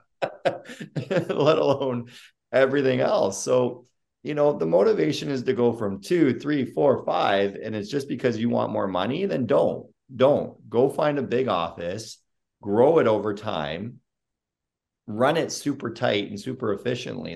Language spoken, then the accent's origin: English; Sarnia, Ontario, Canada; moved away as an adult; now in United States; I was born and raised in Sarnia, Ontario